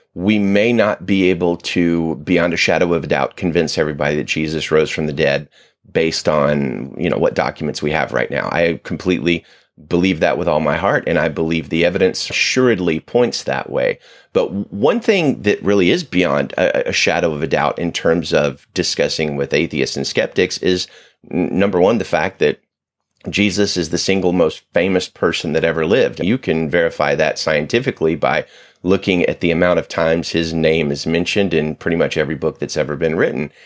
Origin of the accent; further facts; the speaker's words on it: the South, United States; growing up in the South, people don't talk about doubts a lot